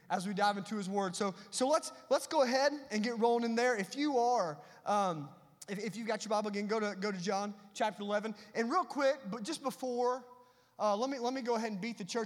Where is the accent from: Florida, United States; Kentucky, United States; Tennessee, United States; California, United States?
Tennessee, United States; I am from Tennessee.